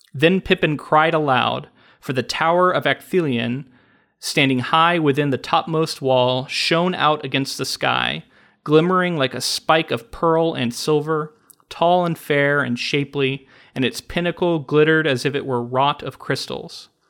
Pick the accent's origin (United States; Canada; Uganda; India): United States; as an American